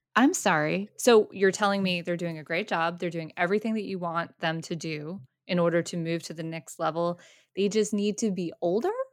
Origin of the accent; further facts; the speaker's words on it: Boston, Massachusetts, United States; we're from Boston.